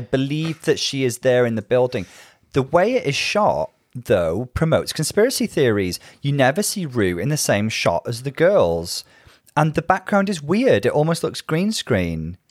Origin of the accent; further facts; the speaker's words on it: Bangor, Wales, United Kingdom; now in Liverpool, United Kingdom; my hometown is Bangor in North Wales